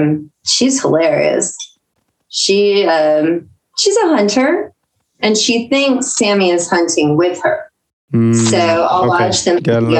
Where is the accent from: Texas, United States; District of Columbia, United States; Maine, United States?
Texas, United States; San Antonio; Okay, I'm from San Antonio, Texas. At this moment, I'm in Georgia